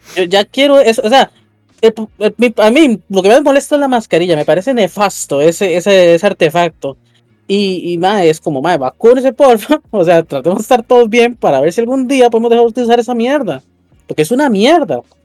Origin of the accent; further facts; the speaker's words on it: Costa Rica; Yo soy el …